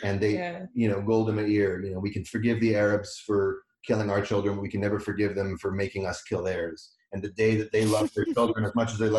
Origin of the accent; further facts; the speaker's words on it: Vancouver, British Columbia, Canada; moved away as an adult; also born or lived in Montreal / New York City / Seattle; now in Victoria, Canada; I grew up in the Vancouver Jewish community, which is pretty small, pretty conservative, when it came to Israel.